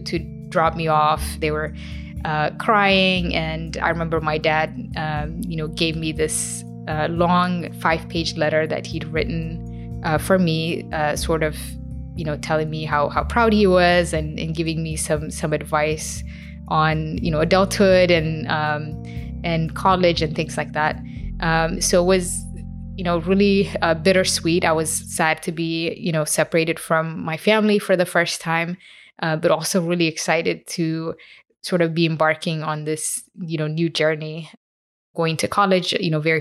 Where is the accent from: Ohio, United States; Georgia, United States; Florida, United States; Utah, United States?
Florida, United States; moved away as an adult; I grew up in Florida